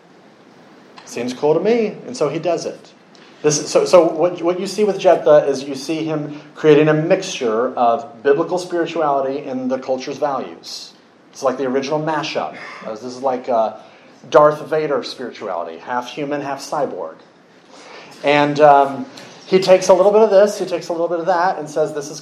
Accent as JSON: {"language": "English", "country": "United States"}